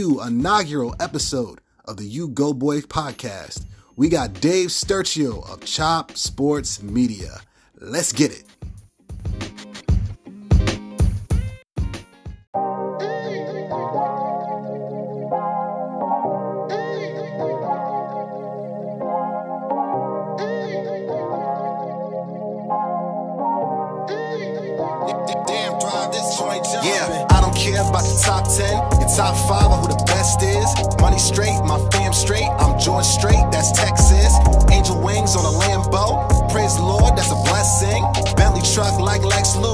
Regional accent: New Jersey, United States; My parents are from Nigeria. I grew up here in Jersey

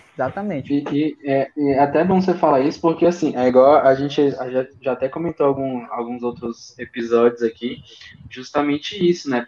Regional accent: Brasília, Federal District, Brazil; a gente é de Brasília

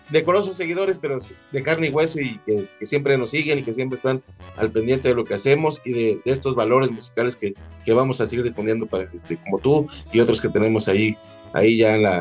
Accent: Mexico; que es lo que nos da esencia como mexicanos

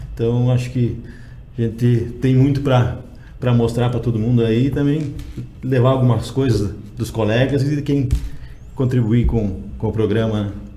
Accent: Erechim, Rio Grande do Sul, Brazil; Sou de Erechim, Rio Grande do Sul

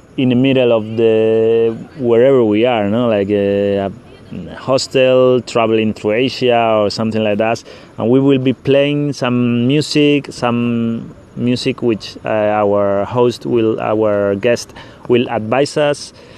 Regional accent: Spain; English is a second language; moved away as an adult; I'm from from Spain

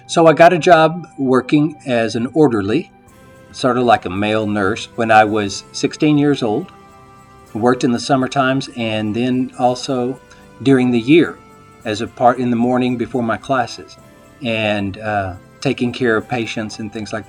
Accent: Snyder, Texas, United States; moved away; I was back in my hometown, and I had an offer to work as a disc jockey at a radio station there.

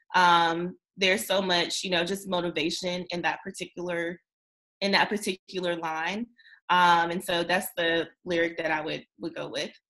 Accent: North Carolina, United States; since I am from North Carolina

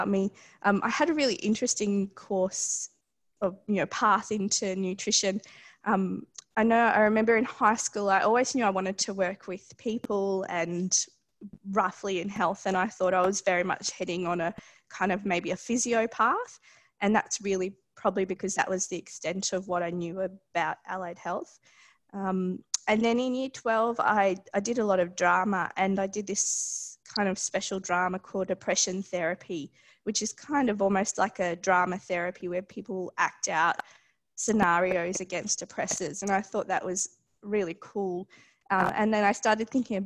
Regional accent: Queensland, Australia; also born or lived in Darwin, Northern Territory, Australia; now in Melbourne, Australia; I grew up in Darwin. So I lived there until I was about seven with our family, and then we moved to Queensland

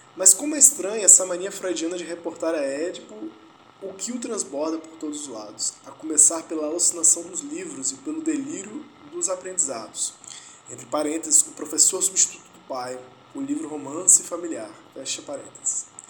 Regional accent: Vitória, Espírito Santo, Brazil; moved away; Minha, minha terra natal. Vitória, capital do Espírito Santo

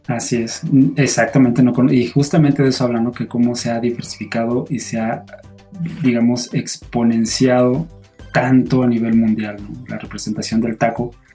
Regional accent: Mexico; yo siendo mexicano

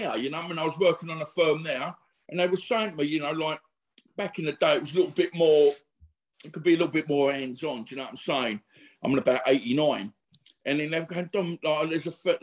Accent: Woodford, East of England, United Kingdom; also born or lived in Bethnal Green, London; I was born in Bethnal Green, brought up in Woodford, little place in Essex.

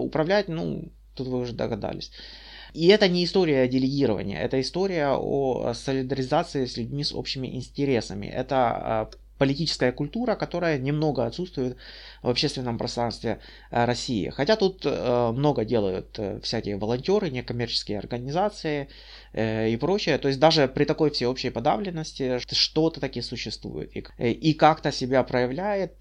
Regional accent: Kyiv Oblast, Ukraine; also born or lived in Bucha; я с Украины, э, в Буче, недалеко от Гастомеля

